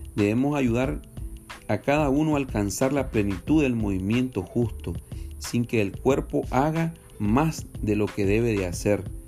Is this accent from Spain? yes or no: no; Nicaragua; somos nicaragüenses, por gracia de Dios. Somos de Nicaragua, Centroamérica